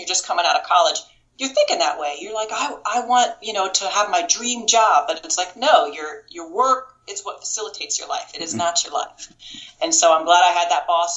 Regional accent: Kansas, United States; moved away; also born or lived in Florida / Las Vegas; I'm from Kansas originally.

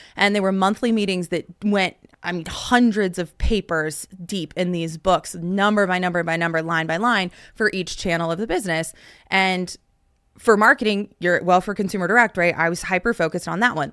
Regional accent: Dallas–Fort Worth, Texas, United States; my hometown

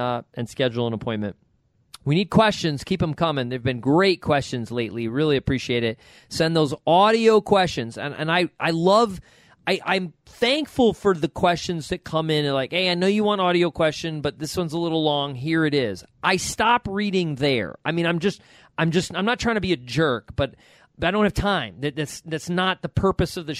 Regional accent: Rochester, New York, United States; moved away; from Rochester, New York

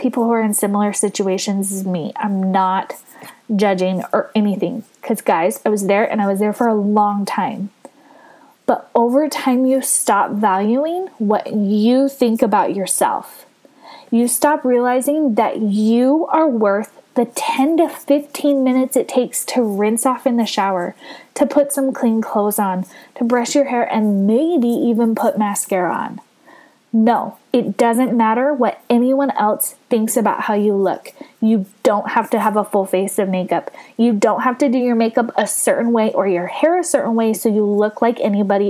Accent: California, United States; moved away; my home state of California

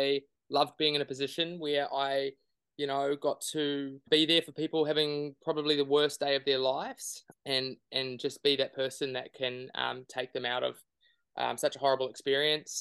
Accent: New Zealand; moved away; being a Kiwi and living overseas as well

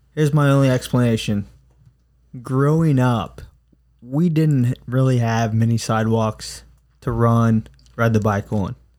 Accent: United States; as American citizens

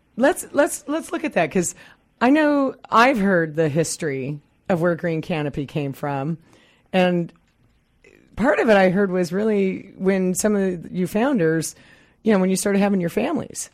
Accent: Midwest, United States; now in Pacific Northwest, United States; I come from the Midwest

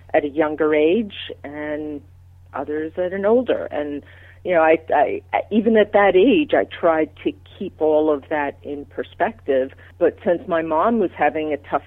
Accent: Long Island, New York, United States; also born or lived in Manhattan, New York; I was born in Manhattan, so started off in a very high-intensity place, and then my family moved out to Long Island to a quieter suburb

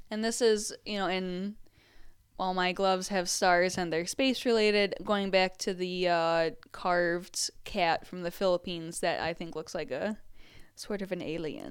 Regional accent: Southeast Michigan, United States; I grew up in Southeast Michigan

